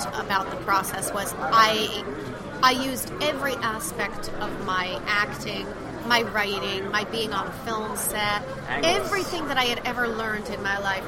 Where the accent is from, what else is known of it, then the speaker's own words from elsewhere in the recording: East Paterson, New Jersey, United States; now in Brooklyn, United States; I was born in East Patterson.